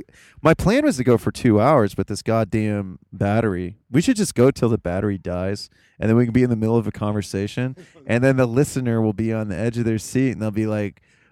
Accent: Appalachia, United States; It's in his interest to sell the story that I'm from Appalachia

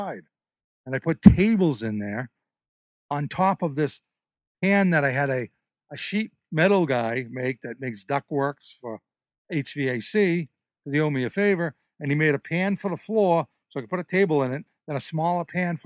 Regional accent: Alden, United States; moved away as an adult; now in Connecticut, United States; I'm originally from Alden

